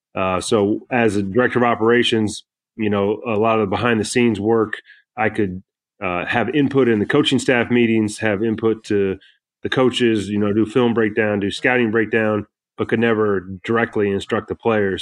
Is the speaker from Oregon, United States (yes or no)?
no; Kansas, United States; moved away; also born or lived in North Carolina / Tennessee; I grew up in Kansas